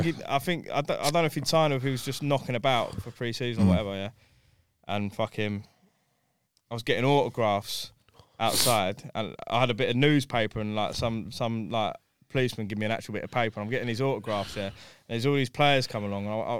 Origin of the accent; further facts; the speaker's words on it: Potters Bar, East of England, United Kingdom; also born or lived in Welham Green, Hertfordshire; I grew up in in Potter's Bar where the train crash was.